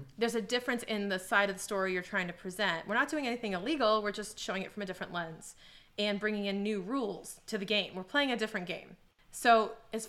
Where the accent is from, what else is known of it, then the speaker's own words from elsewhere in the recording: Boston, Massachusetts, United States; as a Bostonian